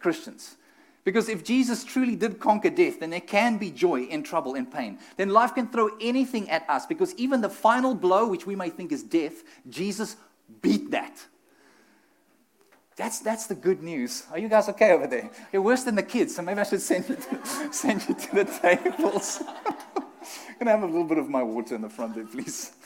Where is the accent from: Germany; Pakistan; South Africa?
South Africa; moved away; we're from South Africa